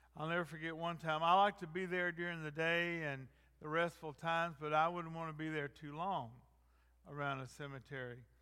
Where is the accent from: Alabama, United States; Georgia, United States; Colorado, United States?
Georgia, United States; North; I grew up in North Georgia.